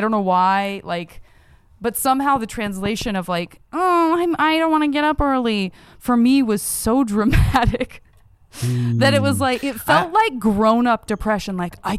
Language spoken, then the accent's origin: English; Tucson, Arizona, United States; In Tucson, Arizona.